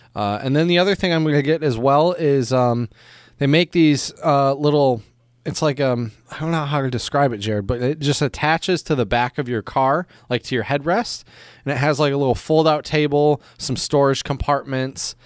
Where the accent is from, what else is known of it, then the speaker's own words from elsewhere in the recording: Michigan, United States; now in China; as a Michigander